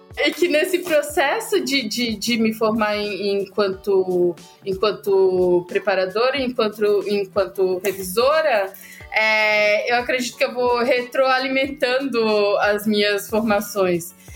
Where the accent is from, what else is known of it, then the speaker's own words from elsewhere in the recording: Ceará, Brazil; eu sou cearense, eu sempre gosto de começar dizendo de onde eu venho. É, e além de vir do Ceará